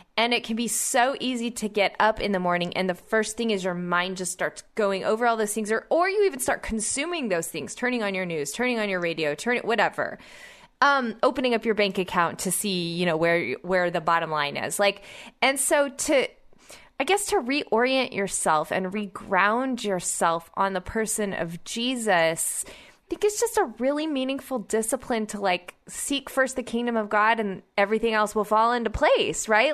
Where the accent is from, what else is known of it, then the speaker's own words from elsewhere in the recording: Oklahoma, United States; my home state of Oklahoma